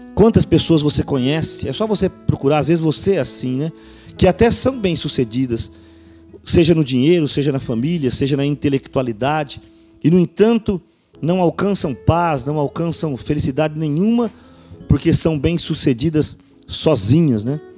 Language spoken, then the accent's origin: Portuguese; Araçatuba, São Paulo, Brazil; até no centro aqui da cidade de Araçatuba